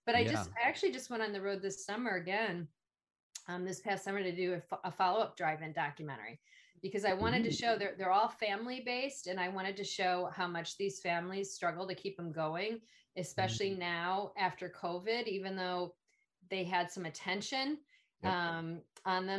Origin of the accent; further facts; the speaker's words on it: Illinois, United States; being a Midwestern person and growing up in Illinois